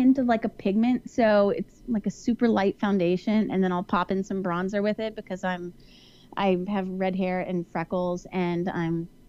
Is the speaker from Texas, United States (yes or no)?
yes; Houston, Texas, United States; I'm from Houston, so I know humidity.